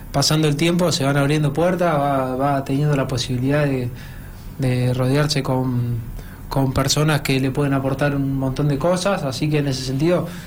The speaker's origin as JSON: {"language": "Spanish", "area": "La Barriga", "region": "Buenos Aires Province", "country": "Argentina", "said": "Yo soy de La Barriga, provincia de Buenos Aires."}